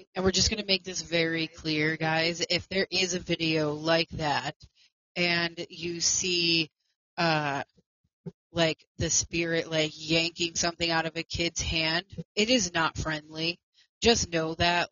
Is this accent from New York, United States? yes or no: yes; New York, United States; Amityville is in New York, where I am from. Um, um, and the Amityville house, the original one, is not far from my hometown.